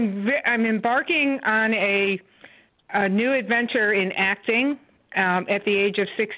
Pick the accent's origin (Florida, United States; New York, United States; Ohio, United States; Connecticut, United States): Connecticut, United States; now in Tucson, United States; I'm calling from Tucson, Arizona, originally from Connecticut.